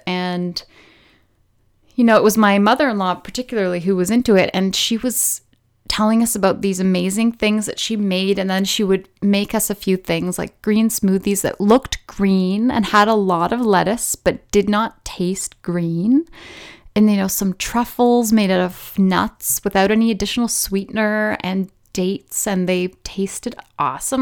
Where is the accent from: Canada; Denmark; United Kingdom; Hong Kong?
Canada; British Columbia; I was born in Canada, on the west coast of Canada, so in British Columbia, to a relatively somewhat normal family.